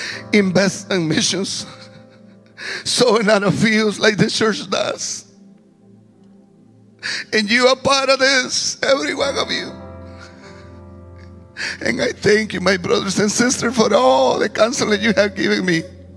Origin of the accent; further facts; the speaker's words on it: Guatemala; accent: heavy; English is a second language; moved away as an adult; also born or lived in Petén, Guatemala; now in Zanesville, United States; a man that's not from this country. Yes, now thank God, a U.S. citizen. But I come from Guatemala